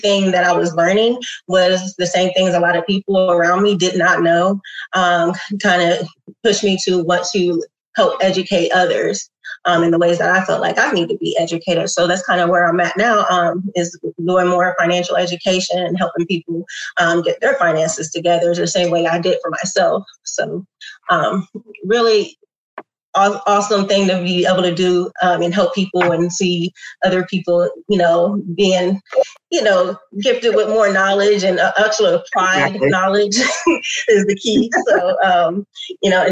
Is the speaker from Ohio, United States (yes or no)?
yes; Columbus, Ohio, United States; born and raised in Columbus, went to OSU